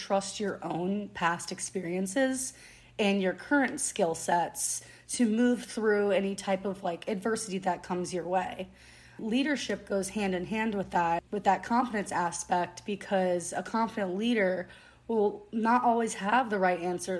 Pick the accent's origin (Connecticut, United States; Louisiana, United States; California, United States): Louisiana, United States; New Orleans; I grew up in New Orleans my whole life.